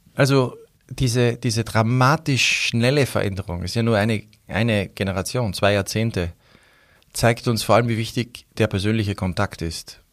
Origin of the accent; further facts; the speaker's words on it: Austria; als Österreicher